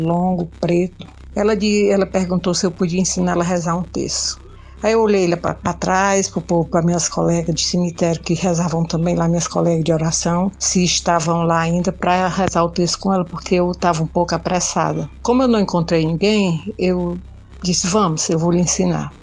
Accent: Itapajé, Ceará, Brazil; eu sou de Itapajé

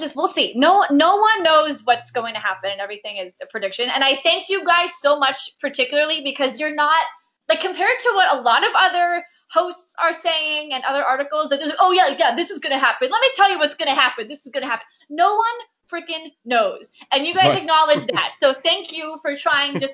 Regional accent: Boca Raton, Florida, United States; also born or lived in Manhattan, New York; now in New York, United States; My hometown movie theater, it's called Cinemark Palace 20 in Boca Raton.

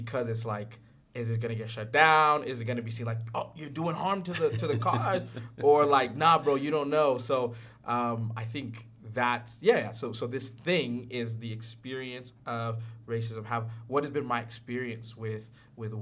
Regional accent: Houston, Texas, United States; I grew up in Houston, Texas

